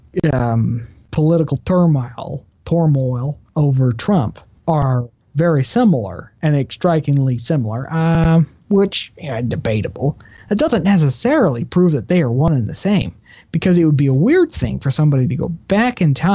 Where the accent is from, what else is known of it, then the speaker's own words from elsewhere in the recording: Texas, United States; I'm from Texas